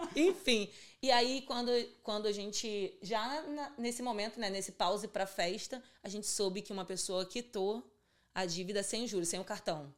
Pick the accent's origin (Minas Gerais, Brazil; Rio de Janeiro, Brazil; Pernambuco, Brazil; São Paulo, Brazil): Rio de Janeiro, Brazil; also born or lived in Vila Aliança, Bangu; e fui criada em Santíssimo, que é um bairro do subúrbio do Rio